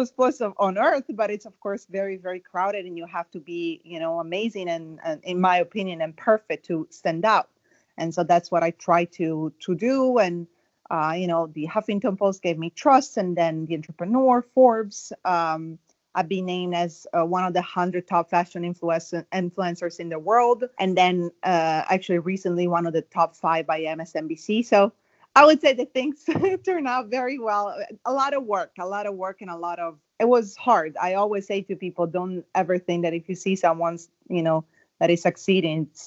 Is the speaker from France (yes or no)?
no; Italy; English is a second language; moved away as an adult; also born or lived in Rome / Milan; now in United States; I was born in Italy and I moved to the US, let me think, 5 years ago